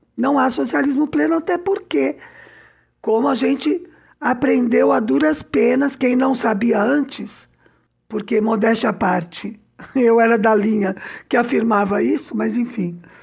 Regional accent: São Paulo, Brazil; now in Cuba; eu sou de São Paulo

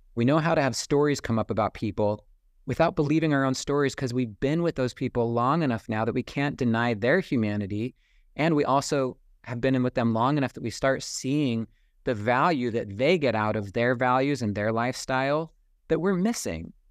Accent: United States; also born or lived in Saint George, Utah; growing up on American independence and being, having that deeply instilled within me as a child

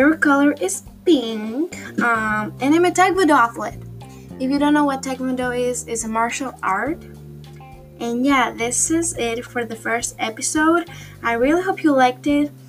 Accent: Greece; I'm almost 14 years old and I'm from Greece

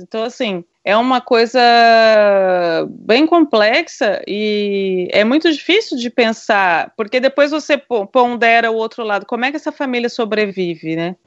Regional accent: Brazil; moved away; sou brasileira, sou da periferia

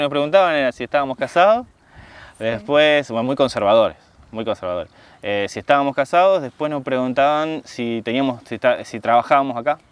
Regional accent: Argentina; moved away as an adult; now in Italy

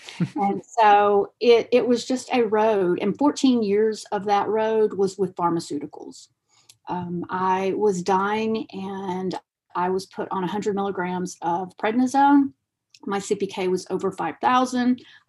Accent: Argentina; And being a dual citizen, I'm from Argentina also, I knew about plants and herbs and natural because of my grandmother

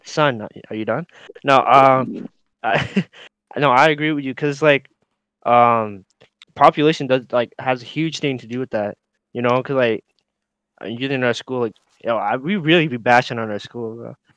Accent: Regina, Saskatchewan, Canada; we're from Regina, like I would say like we I would say small city

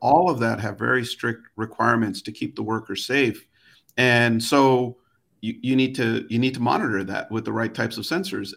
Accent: Chicago, Illinois, United States; I grew up in Chicago

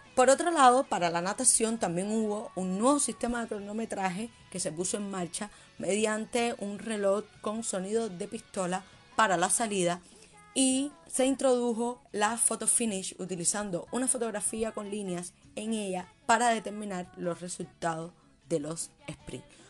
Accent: Cuba; como cubana me siento muy orgullosa

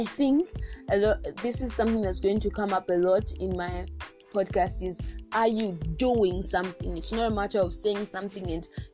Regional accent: Zambia; our country Zambia

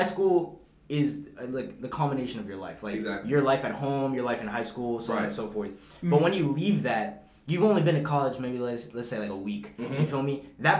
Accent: Virginia, United States; I'm from Virginia, bro.

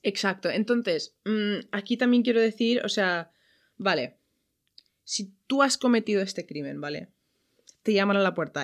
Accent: Ireland; now in Valencia, Spain; yo soy de Irlanda

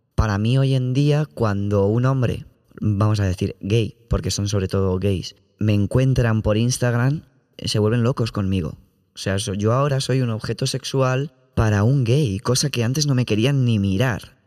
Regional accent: Community of Madrid, Spain; yo es que soy de la Comunidad de Madrid

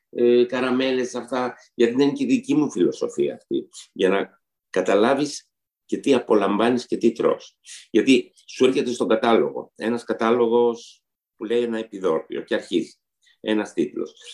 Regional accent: Istanbul, Turkey; now in Greece; Γιατί και εγώ όταν ήρθα από την Κωνσταντινούπολη, στην Κωνσταντινούπολη είχαμε πάρα πολλά γλυκά. Όταν ήρθα στην Ελλάδα, τα σαχροπραστία ήταν πάρα πολύ ταπεινά.

